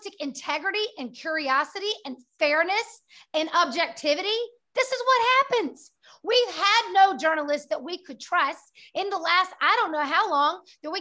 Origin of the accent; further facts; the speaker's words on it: United States; We are three American women, mothers, wives, business owners